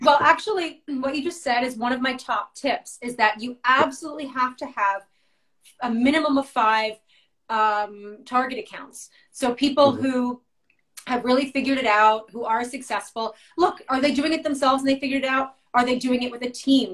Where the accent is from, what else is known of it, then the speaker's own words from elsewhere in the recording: Westchester, New York, United States; my hometown